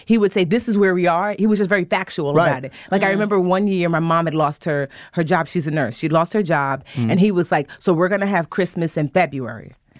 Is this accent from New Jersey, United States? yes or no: yes; New Jersey, United States; born there; so both my parents were born in Nigeria and I was born here in Jersey.